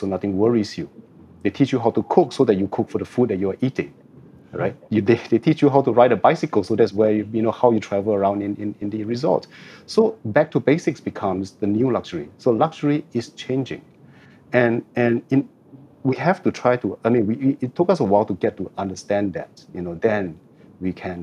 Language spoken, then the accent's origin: English; Singapore; I've been a Singaporean since the day I was born, and I lived here for the last 49 years